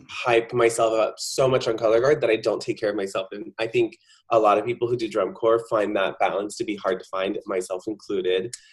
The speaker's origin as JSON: {"language": "English", "town": "Lodi", "region": "California", "country": "United States", "tie": "born or raised there", "also_born_or_lived": "Stockton, California / Granite Bay, California", "said": "I am a Northern California native, so I was born in Stockton, California, raised in Lodi"}